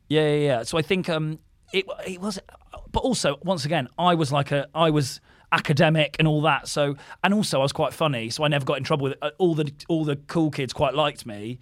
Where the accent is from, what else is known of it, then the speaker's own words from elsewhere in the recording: Didcot, South East England, United Kingdom; moved away; I went to school in my hometown, did Carl, Saint Bryaness, my school was called